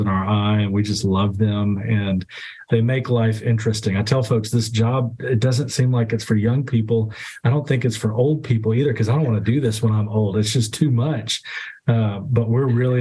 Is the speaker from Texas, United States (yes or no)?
yes; Dallas, Texas, United States; I grew up in Oak Cliff. I'm an Oak Cliff boy.